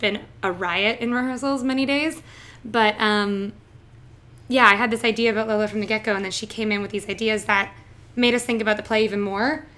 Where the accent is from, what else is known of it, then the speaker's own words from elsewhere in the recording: southern Ontario, Canada; moved away as an adult; also born or lived in Toronto; now in New York, United States; I am from a small city in southern Ontario. So I am Canadian